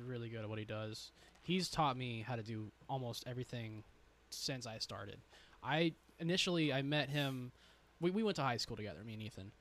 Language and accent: English; Mesquite, Texas, United States; also born or lived in California; now in Forney, United States; I moved here from California, but was raised in Mesquite